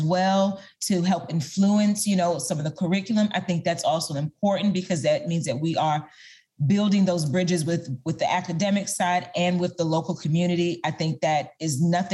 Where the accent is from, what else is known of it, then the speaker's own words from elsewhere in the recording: Maryland, United States; moved away; I recently moved back to Maryland, my hometown.